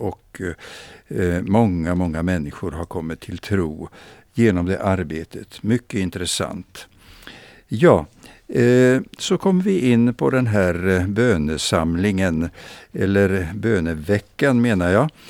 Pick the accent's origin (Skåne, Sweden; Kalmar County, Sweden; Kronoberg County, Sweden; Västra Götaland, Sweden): Kronoberg County, Sweden; Växjö; jag minns min barndom i Växjö